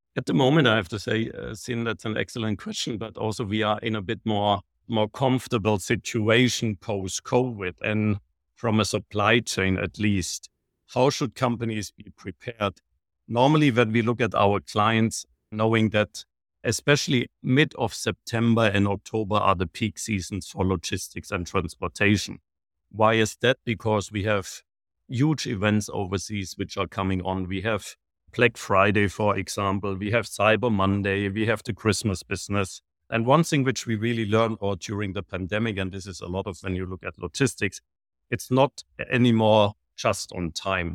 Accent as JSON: {"language": "English", "country": "Germany", "also_born_or_lived": "Shanghai, China", "moved": "as an adult", "lives_now": "Munich, Germany", "said": "I'm originally from Germany, but I have been working and living in China the last twenty-three years."}